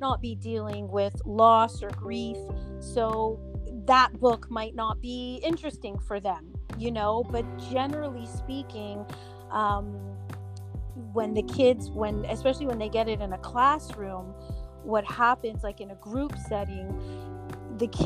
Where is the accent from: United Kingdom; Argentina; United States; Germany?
United States; New York City, New York; also born or lived in Montreal, Quebec, Canada; So, I am born in Montreal, Canada, Montreal, Quebec, which is in Canada, but I was raised in New York City